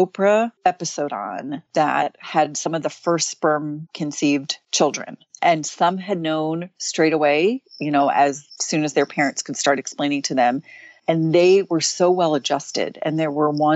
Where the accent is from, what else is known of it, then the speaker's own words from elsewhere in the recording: New York, United States; now in West Coast, United States; I'm from New York. And so I go back there pretty often